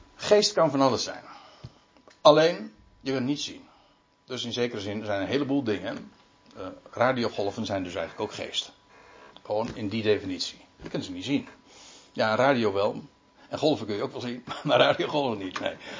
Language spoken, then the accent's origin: Dutch; Netherlands; wij weten als Nederlanders